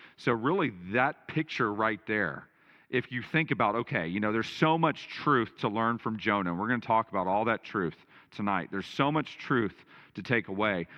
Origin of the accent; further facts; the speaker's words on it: Texas, United States; I grew up in Texas